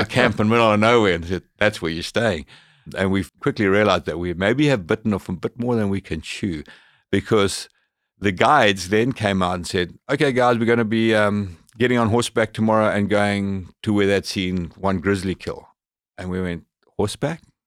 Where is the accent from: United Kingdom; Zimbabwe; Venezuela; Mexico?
Zimbabwe; moved away as an adult; also born or lived in Zambia; now in British Columbia, Canada; I grew up in Africa, born in, in northern Rhodesia, which has changed its name to Zambia